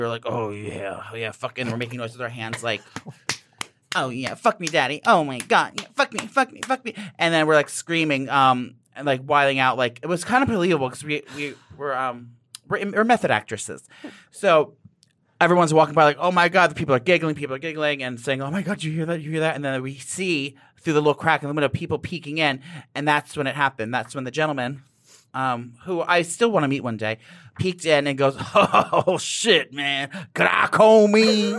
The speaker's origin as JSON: {"language": "English", "region": "New Jersey", "country": "United States", "tie": "born or raised there", "said": "I was born and raised in New Jersey, right outside the metropolis of New York City."}